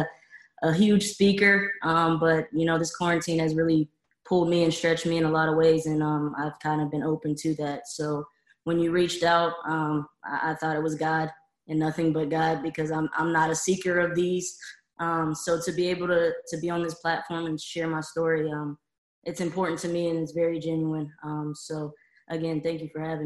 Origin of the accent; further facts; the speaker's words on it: Youngstown, Ohio, United States; moved away as an adult; I'm from Youngstown, Ohio, which is about an hour south of Cleveland